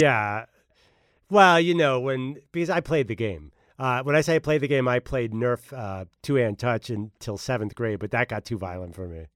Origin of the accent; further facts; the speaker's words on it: Philadelphia, Pennsylvania, United States; I'm from Philadelphia